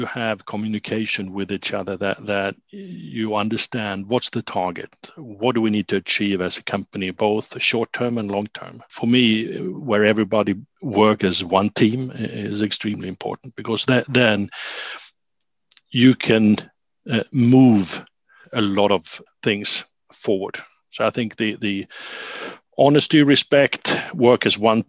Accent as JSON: {"language": "English", "town": "Sigtuna", "region": "Stockholm County", "country": "Sweden", "tie": "born or raised there", "said": "in Sigtuna, my hometown"}